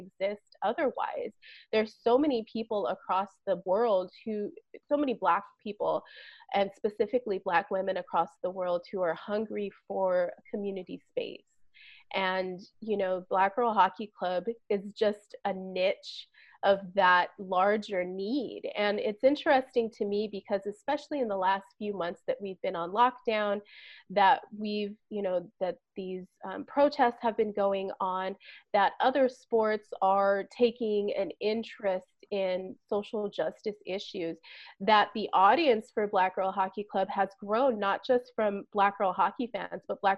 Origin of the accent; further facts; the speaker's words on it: California, United States; I was from California